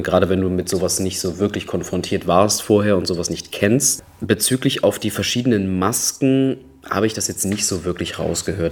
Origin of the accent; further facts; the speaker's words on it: Düsseldorf, North Rhine-Westphalia, Germany; Ich komme ja auch aus einer Karnevalshochburg in, in Düsseldorf